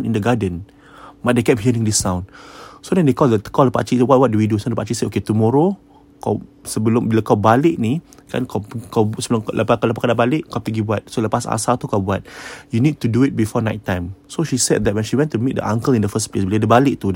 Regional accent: Singapore; I'm Singaporean.

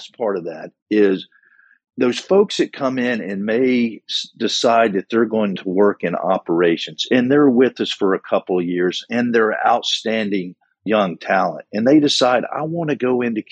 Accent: Wilkes County, North Carolina, United States; growing up in Wilkes County, North Carolina

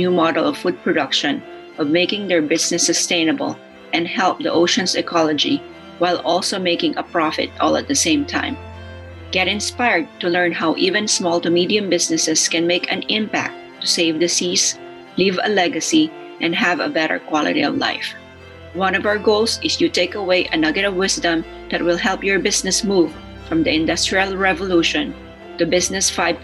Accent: Philippines; I am from the Philippines

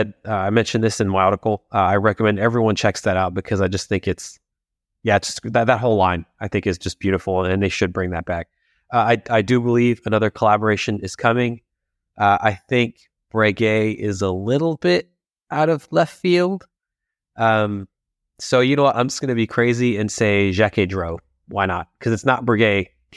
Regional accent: England, United Kingdom; If anyone ever hears me poking fun at England, I am actually English.

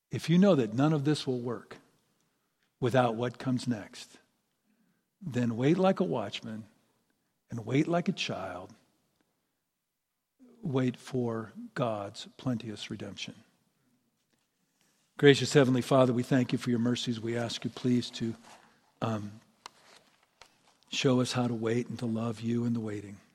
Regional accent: Ireland; And of course, I'm Irish, so that's not saying a lot, but still.

